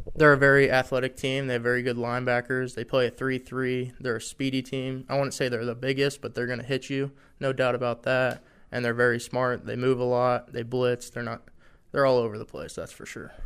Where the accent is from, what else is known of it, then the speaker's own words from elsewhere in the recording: Ohio, United States; moved away as an adult; now in Harrisonburg, United States; I'm from Ohio. A lot of my family's from West Virginia